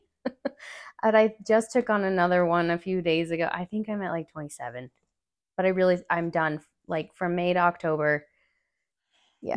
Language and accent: English; Albuquerque, New Mexico, United States; moved away as an adult; now in Durango, United States; I grew up there with my mom